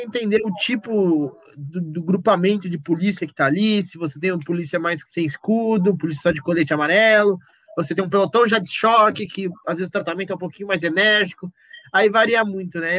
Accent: Brazil; sou brasileiro

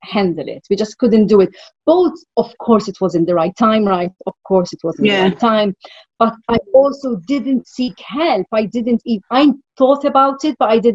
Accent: Malta; moved away as an adult; also born or lived in London, United Kingdom; I am from Malta. I left Malta exactly to this day, 21 years ago.

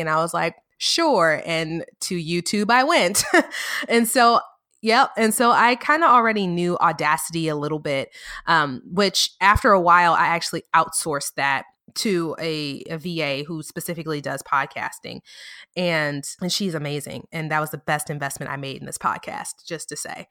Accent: New Orleans, Louisiana, United States; also born or lived in north of Dallas, Texas; now in Dallas area, United States; I'm from New Orleans, I live, you know, just north of Dallas

